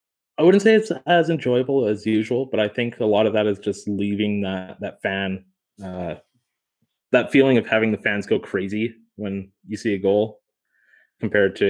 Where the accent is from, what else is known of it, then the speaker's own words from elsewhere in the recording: Calgary, Alberta, Canada; Born and raised in Calgary.